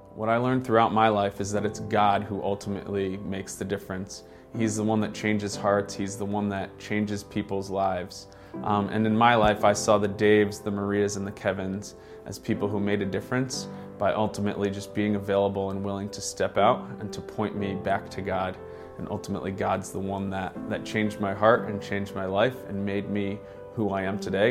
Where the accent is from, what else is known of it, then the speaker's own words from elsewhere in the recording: Stratford, Connecticut, United States; I grew up in Stratford, Connecticut